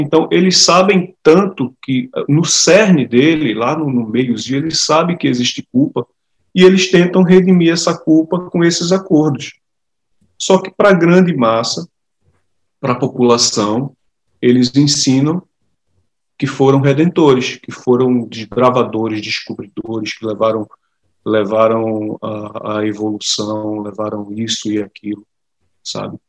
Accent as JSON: {"language": "Portuguese", "town": "Recife", "region": "Pernambuco", "country": "Brazil", "moved": "as an adult", "lives_now": "Portugal", "said": "eu sou pernambucano"}